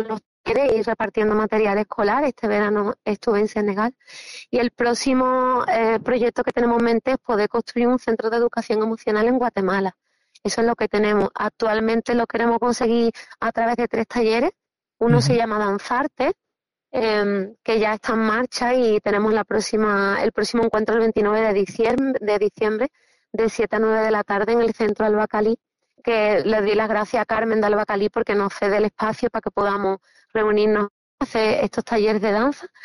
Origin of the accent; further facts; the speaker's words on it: Cádiz, Andalusia, Spain; boquerones gaditanos por el mundo